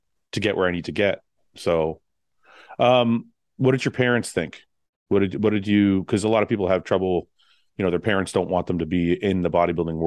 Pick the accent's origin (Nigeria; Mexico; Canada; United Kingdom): Canada; Windsor, Ontario; growing up in Windsor, I was born in Canada